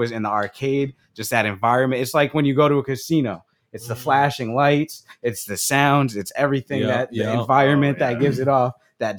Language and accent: English; New York, United States; I grew up in New York.